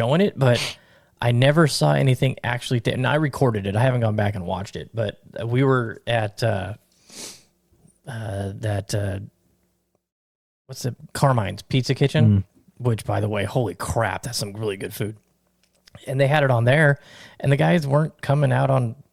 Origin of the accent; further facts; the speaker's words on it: Las Vegas, Nevada, United States; I grew up on Nellis and DI, and when they built the AMPM right there on Twain and Nellis